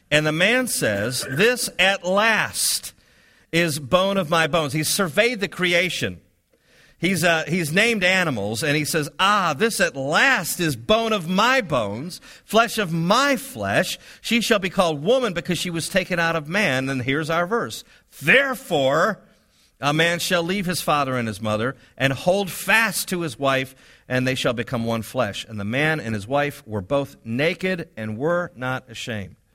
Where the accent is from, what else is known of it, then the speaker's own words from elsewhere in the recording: Milwaukee, Wisconsin, United States; I come down here from Milwaukee, Wisconsin, of all places, live in French Village apartments on Summer Avenue